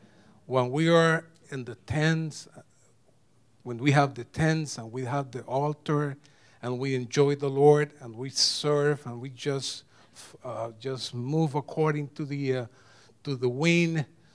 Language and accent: English; Puerto Rico; now in United States; 7 cities, we came from Puerto Rico, 7 cities in Puerto Rico, 20 times in different places in the 7 cities, and 2 different states.